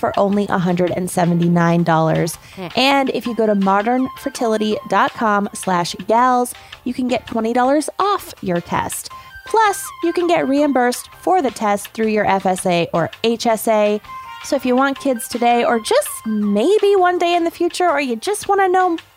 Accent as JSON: {"language": "English", "region": "Maine", "country": "United States", "tie": "born or raised there", "said": "Maine, my home state"}